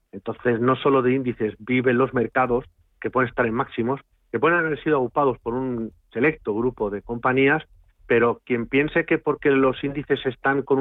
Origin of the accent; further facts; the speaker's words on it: Castilla-La Mancha, Spain; y no soy gallego, he dicho que soy castellano manchego